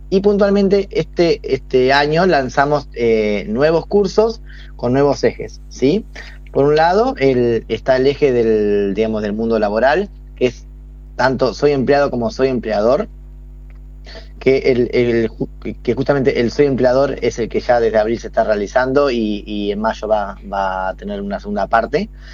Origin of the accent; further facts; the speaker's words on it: Toay, La Pampa, Argentina; yo soy de Toay, soy de Toay